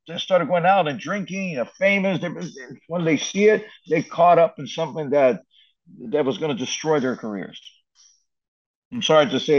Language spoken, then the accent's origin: English; Brazil; when I came from Brazil, a top team, and let's go back to the 1991.